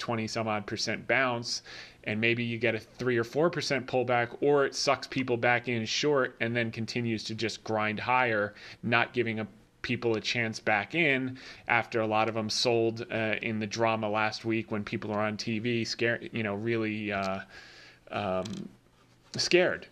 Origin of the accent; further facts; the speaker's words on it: New Jersey, United States; I grew up in Jersey